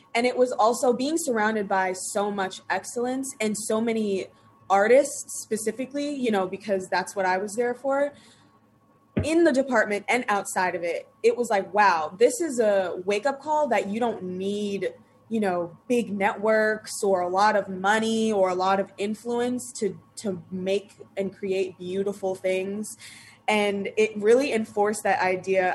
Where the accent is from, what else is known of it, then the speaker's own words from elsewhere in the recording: Long Island, New York, United States; I grew up in Long Island